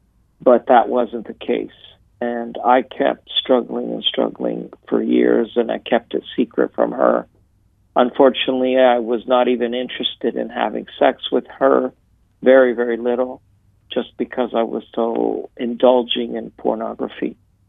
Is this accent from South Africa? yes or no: no; Italy; also born or lived in United States; My dad was American, my mom was Canadian, but I was born here in Italy and grew up here.